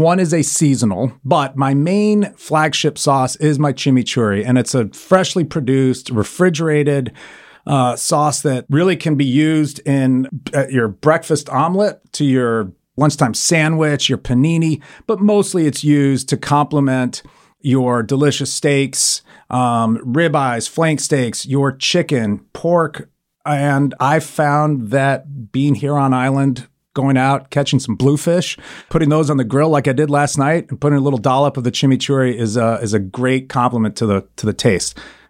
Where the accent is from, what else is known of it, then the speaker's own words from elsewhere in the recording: Argentina; also born or lived in Italy; I grew up in Argentina. I grew up in Italy. My father was in the Foreign Service.